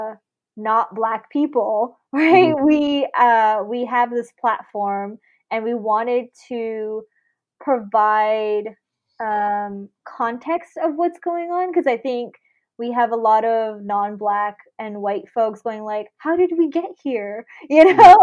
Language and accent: English; Bay Area, California, United States; also born or lived in Sydney, Australia / Fiji; I immigrated to the Bay Area when I was 8. So I am, you know, not born here. I was born in Sydney, Australia